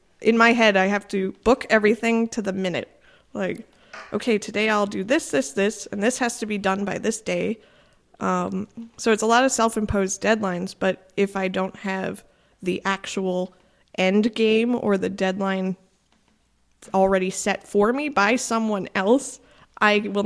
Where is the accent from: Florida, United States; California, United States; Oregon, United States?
Florida, United States; South; moved away as an adult; also born or lived in Savannah, Georgia; now in Chicago, United States; I grew up in South Florida